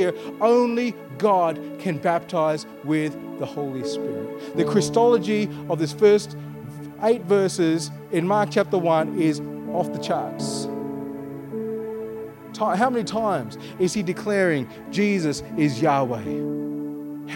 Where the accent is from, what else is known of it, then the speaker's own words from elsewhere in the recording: Armadale, Western Australia, Australia; I'm a sandgroper. I was born here. I grew up in Armidale.